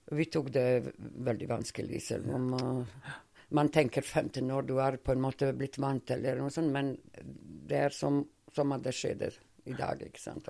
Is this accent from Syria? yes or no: no; Montenegro; Norwegian is a second language; moved away as an adult; also born or lived in Sarajevo, Bosnia and Herzegovina; now in Norway; mine barndomsvenner, fordi det er min barndomsby